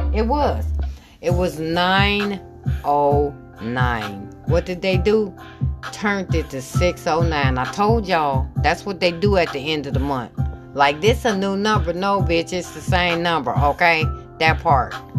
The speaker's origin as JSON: {"language": "English", "region": "Michigan", "country": "United States", "said": "I'm from Michigan"}